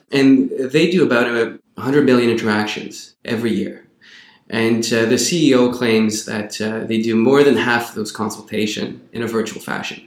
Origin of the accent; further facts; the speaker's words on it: Quebec, Canada; moved away as an adult; I'm originally from Quebec